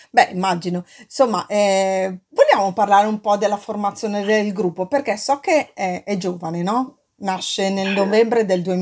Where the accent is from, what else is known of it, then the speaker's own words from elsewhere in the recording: Milan, Lombardy, Italy; ma sai che anch'io provengo da Milano, no? e, e so che i quartieri a Milano, insomma, negli anni che furono sono stati un po' decimati